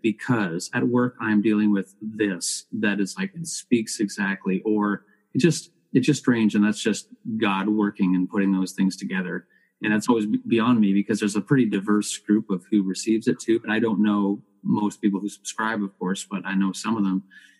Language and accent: English; Canada; Oh, absolutely. Yeah. It's one of our cultural icons that really puts us on the map.